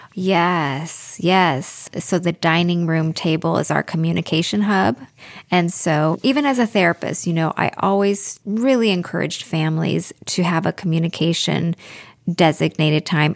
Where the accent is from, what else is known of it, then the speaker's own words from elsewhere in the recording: Pacific Northwest, United States; I'm from the Pacific Northwest, which has a very big Scandinavian community